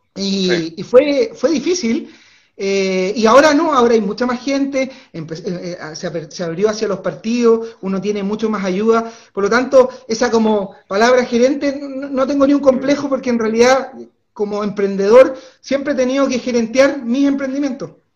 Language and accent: Spanish; Aysén, Chile; moved away as an adult; llegué a la región de Aysén cuando tenía 12 años. Eh, mi papá era funcionario público, nos vinimos a, vivir acá como familia